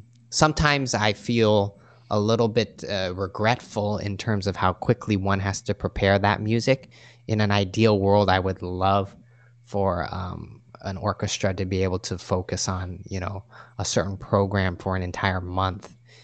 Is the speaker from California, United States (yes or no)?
yes; California, United States; I grew up playing Little League, and I grew up in the San Francisco Bay Area, so I went to Giants games all the time.